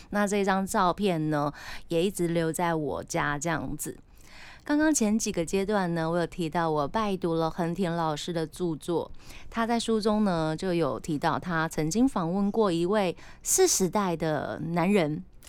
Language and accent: Chinese; Tainan, Taiwan; now in Taipei, Taiwan; 我本身就是在台南长大的小孩